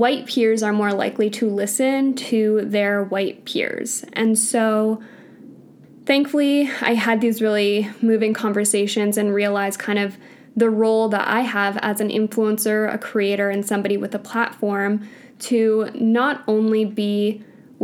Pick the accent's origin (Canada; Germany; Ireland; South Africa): Canada; I grew up in Canada. I was born in Canada.